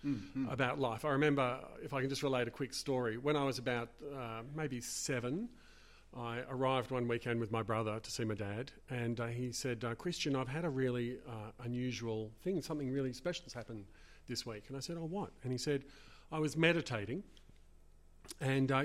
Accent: Melbourne, Victoria, Australia; I grew up, I was born in the late 60s and grew up in the 70s and 80s in Melbourne.

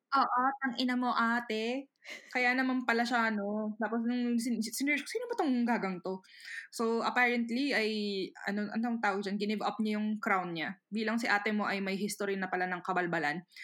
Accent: Philippines; now in Japan; bilang ako ay Pilipino

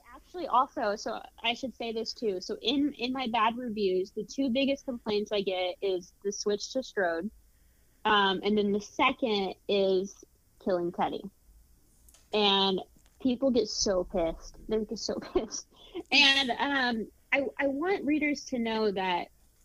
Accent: Indianapolis, Indiana, United States; my hometown in Indianapolis

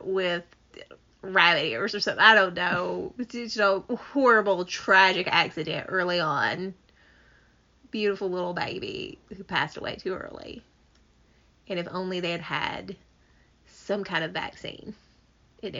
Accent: Appalachia, United States; accent: Appalachian

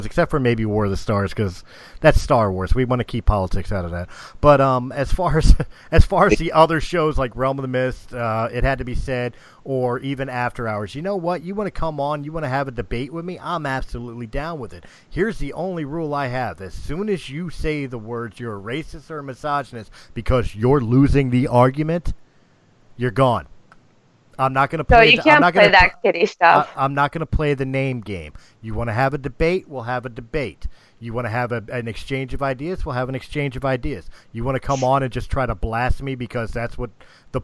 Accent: United States; I'm an American.

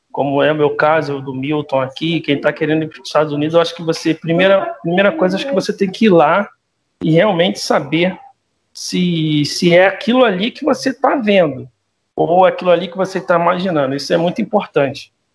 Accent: Brazil; now in Catalonia, Spain; nós que somos brasileiros

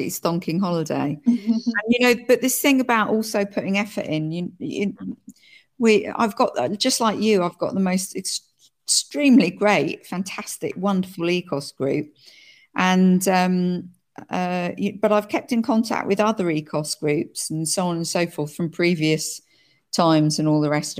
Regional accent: United Kingdom; now in France; I'm British and French

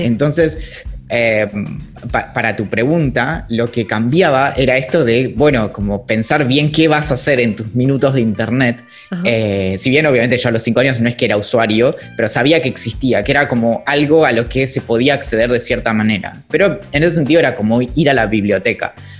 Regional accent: Bariloche, Río Negro, Argentina; yo crecí, nací crecí en Bariloche

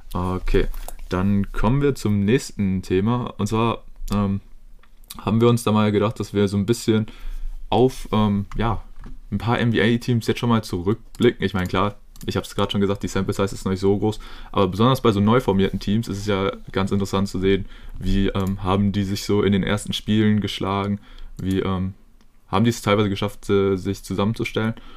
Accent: Germany; als Deutscher

